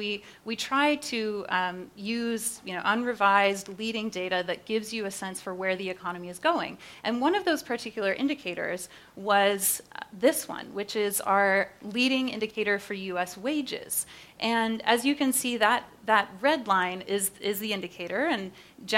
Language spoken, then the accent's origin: English; Canada; now in United States; I'm Canadian originally